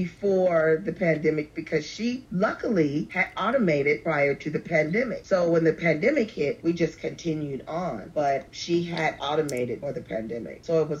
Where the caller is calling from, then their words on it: Los Angeles, California, United States; I'm calling from Los Angeles, California, where I reside.